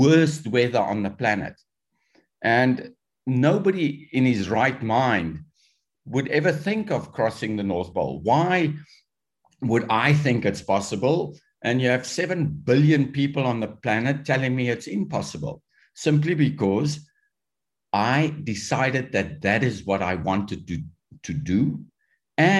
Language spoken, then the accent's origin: English; South Africa; When I was growing up in South Africa